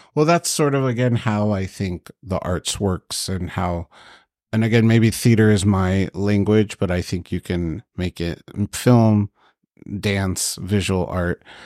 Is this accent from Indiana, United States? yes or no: no; Long Beach, California, United States; I was born here in Long Beach. My parents did immigrate from Egypt here